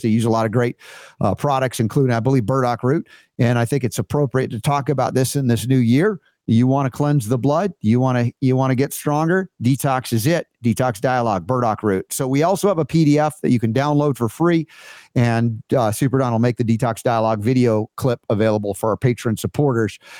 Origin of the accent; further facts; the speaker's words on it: United States; here as an American